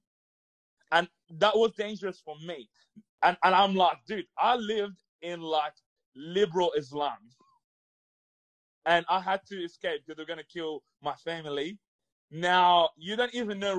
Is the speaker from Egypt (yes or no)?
yes; Egypt; also born or lived in Thailand; now in Australia; I grew up in Egypt